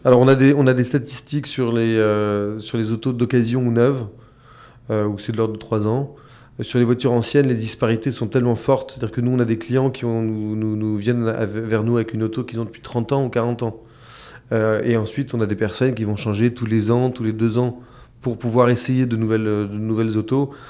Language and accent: French; France; chez nous en France